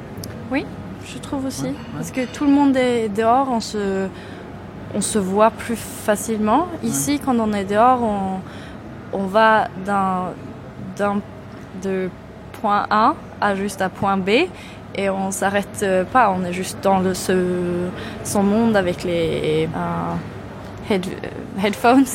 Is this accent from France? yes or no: no; near Gothenburg, Västra Götaland, Sweden; French is a second language; moved away as an adult; now in Malmö, Sweden; je viens de près de Göteborg, mais, euh, dans, euh, dans la campagne